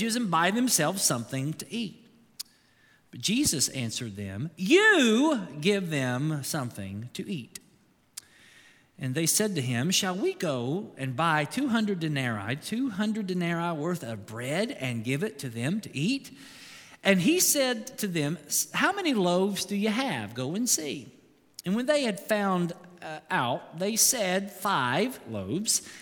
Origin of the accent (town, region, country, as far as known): Kentucky, United States